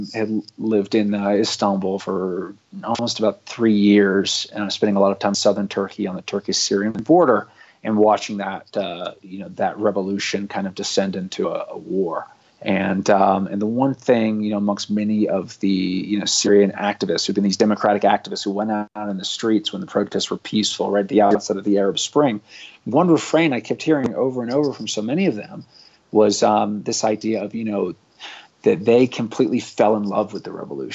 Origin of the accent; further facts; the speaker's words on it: London, United Kingdom; I think, you know, one layer is I grew up abroad in London.